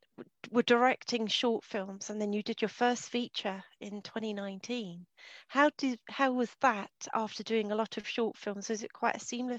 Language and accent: English; England, United Kingdom; As I'm English